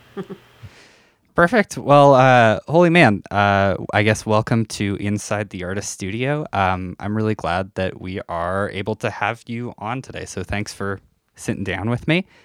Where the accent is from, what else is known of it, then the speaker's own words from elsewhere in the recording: North Battleford, Saskatchewan, Canada; I'm from a town called North Battleford